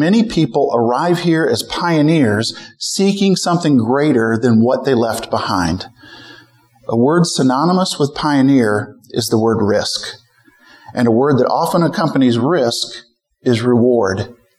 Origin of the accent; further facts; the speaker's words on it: Midwest, United States; also born or lived in St. Louis; Beth and I were born and raised in the Midwest.